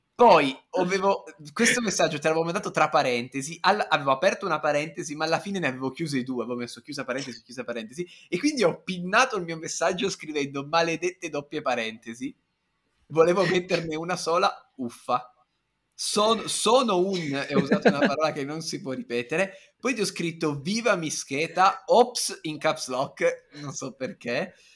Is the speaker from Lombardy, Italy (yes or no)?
no; Turin, Piedmont, Italy; sono piemontese, sono di Torino, io sono nato e cresciuto col vino rosso